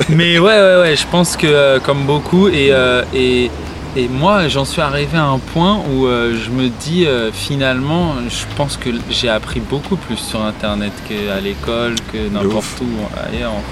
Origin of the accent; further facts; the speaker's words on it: Morsang-sur-Orge, Île-de-France, France; Moi, je suis né à Morsan-sur-Orge.